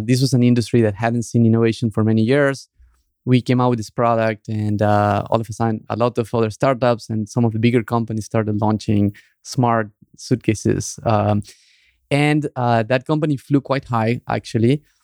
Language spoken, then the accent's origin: English; Argentina; moved away; the group of Argentinians that were friends